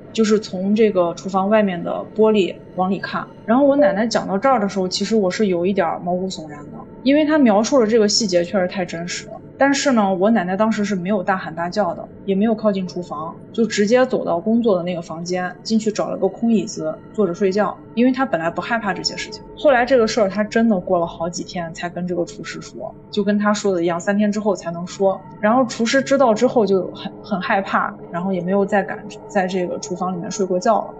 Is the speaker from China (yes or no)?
yes; China; 因为我家乡河流比较多，嗯。啊，就是有一个汉江